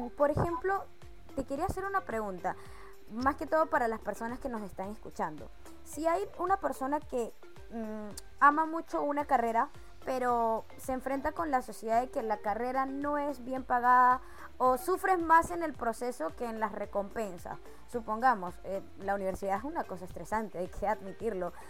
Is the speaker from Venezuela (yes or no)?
yes; Venezuela; moved away as an adult; como venezolana emigrante, que tuve que salir de mi país